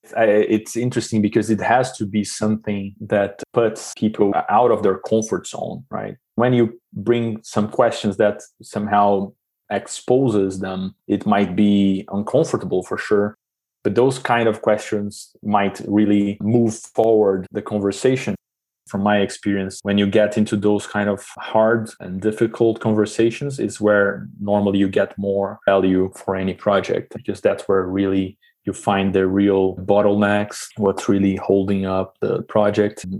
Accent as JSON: {"language": "English", "country": "Brazil", "tie": "born or raised there", "moved": "as an adult", "lives_now": "Switzerland", "said": "growing up in Brazil"}